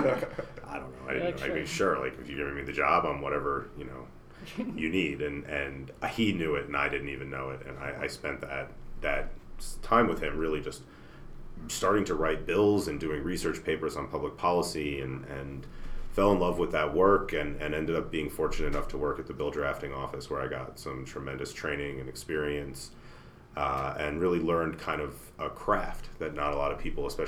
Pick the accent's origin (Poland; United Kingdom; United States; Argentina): United States; New Jersey; moved away as an adult; now in Colorado, United States; I'm a Jersey boy. I grew up just outside New York City